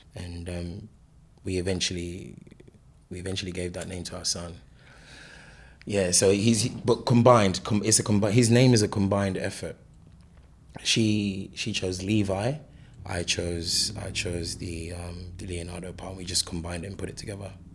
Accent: London, United Kingdom; also born or lived in Lagos, Nigeria; I grew up in London.

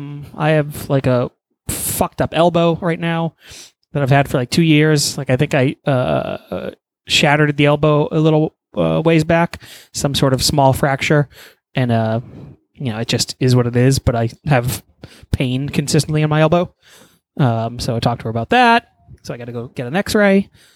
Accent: Texas, United States; but I'm from Texas and I can handle the heat.

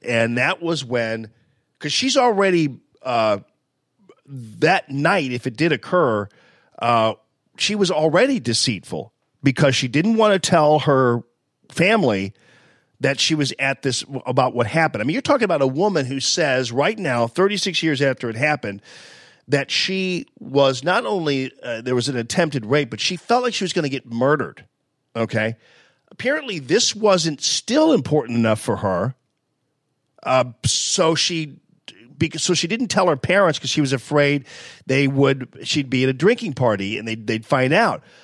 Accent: University City, Missouri, United States; I was from Yu City

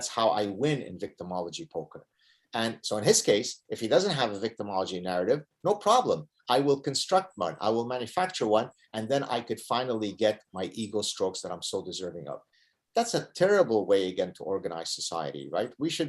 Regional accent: Canada; I think it boils down to our personhood more than the fact that we are Canadian

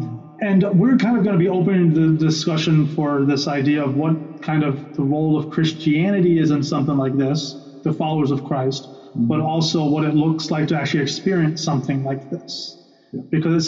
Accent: Bolivia; I grew up in Bolivia, South America. My parents are missionaries there still for the last how many years? Going on 30 years.

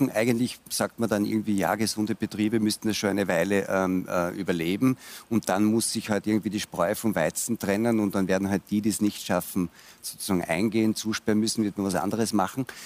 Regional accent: Austria; würde ich sagen, jetzt als Österreicher, wenn Sie mir und unserer Volkswirtschaft einfach so locker 10.000 Euro entziehen

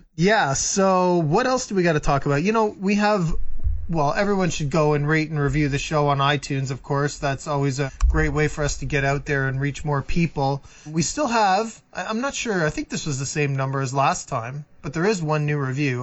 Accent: Muskoka, Ontario, Canada; moved away; I grew up in Muskoka

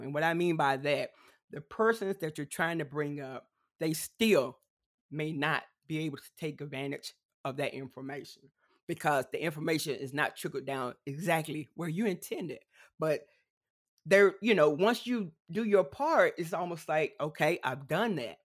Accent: South Carolina, United States; accent: country twang; I am from South Carolina, so it's one of the southern states. So you may hear a little uh, country twang every now and then

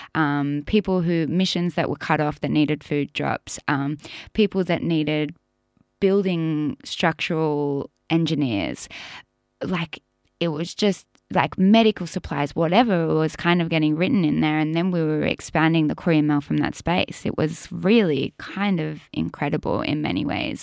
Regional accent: Australia; growing up in Indigenous communities most of my life

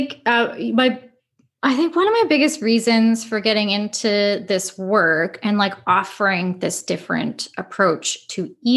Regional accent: Winnipeg, Manitoba, Canada; moved away as an adult; now in Ottawa, Canada; I was like born and raised in Winnipeg

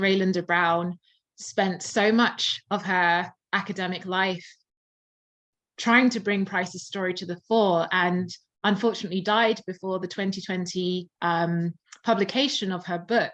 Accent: Surrey, South East England, United Kingdom; now in London, United Kingdom; I tend to say, yes, I'm from London, but I'm from the outskirts. Um, I was born in um, Surrey.

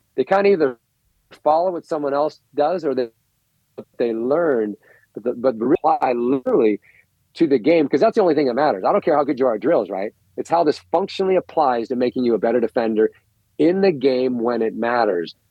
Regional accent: United States; I'm an American

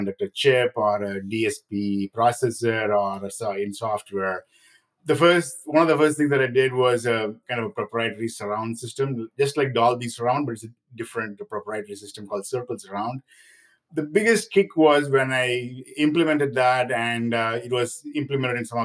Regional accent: India; moved away; I grew up in India

